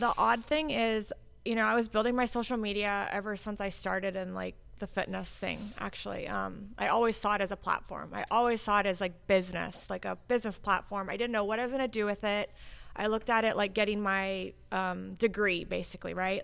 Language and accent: English; Hawaii, United States; moved away as an adult; also born or lived in California / Oregon / Chicago; now in Florida, United States; I was born in Hawaii. Uh, I was born and raised there.